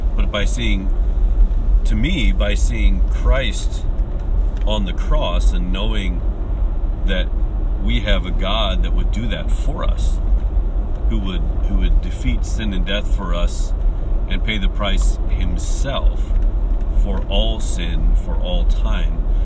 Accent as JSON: {"language": "English", "country": "United States", "moved": "yes", "lives_now": "Japan", "said": "my home country of, of the U.S."}